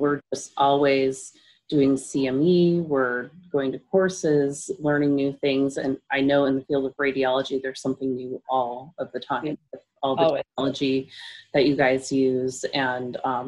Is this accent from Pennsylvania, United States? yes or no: no; Alaska, United States; how we grew up here in Alaska